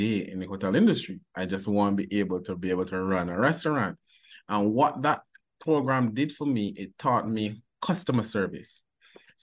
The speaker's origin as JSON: {"language": "English", "country": "Barbados", "tie": "born or raised there", "accent": "Bajan", "moved": "as an adult", "lives_now": "Jamaica", "said": "I'm originally from Barbados. So I went to high school in Barbados"}